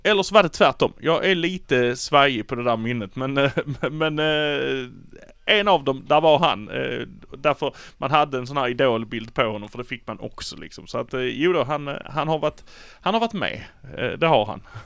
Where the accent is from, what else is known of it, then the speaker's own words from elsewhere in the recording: Malmö, Skåne, Sweden; vi är från Malmö